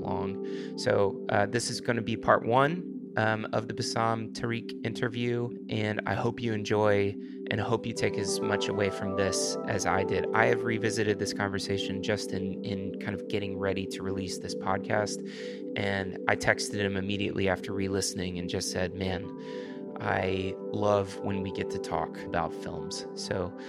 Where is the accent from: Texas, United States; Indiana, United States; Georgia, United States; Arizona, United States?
Texas, United States; Houston; We're both from Houston, Texas.